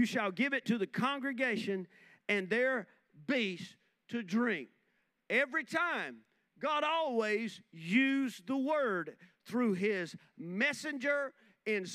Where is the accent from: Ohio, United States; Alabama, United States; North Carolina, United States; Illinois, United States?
North Carolina, United States; Rockingham; growing up in Boy Scouts. We used to, Rohan and Junior High in Rockingham